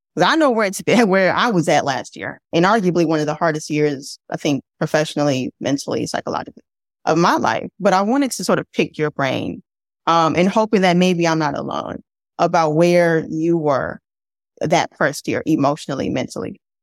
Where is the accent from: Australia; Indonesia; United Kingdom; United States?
United States; Midwest; also born or lived in Mississippi / Louisiana; now in Chicago, United States; I'm from the Midwest, right? But my mother's family is from Mississippi and my dad's family's from Louisiana